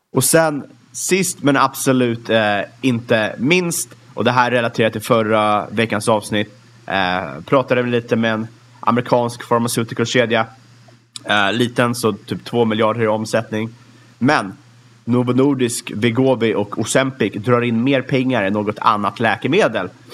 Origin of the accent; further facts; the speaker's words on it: Sweden; som svensk